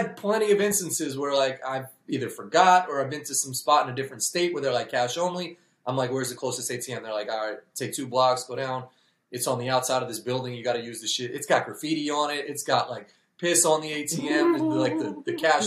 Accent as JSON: {"language": "English", "region": "New York", "country": "United States", "moved": "yes", "lives_now": "Illinois, United States", "said": "I'm from New York. I live in Illinois now"}